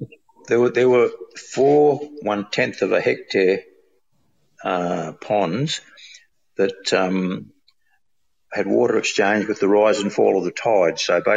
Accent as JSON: {"language": "English", "town": "Darwin", "region": "Northern Territory", "country": "Australia", "tie": "born or raised there", "said": "I'm speaking to you from Darwin. I grew up in Darwin doing a lot of, there wasn't much to do in Darwin in those days except go fishing and play sport."}